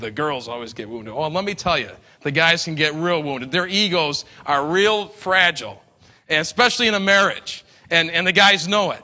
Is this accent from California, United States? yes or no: no; New York, United States; I'm an Italian from New York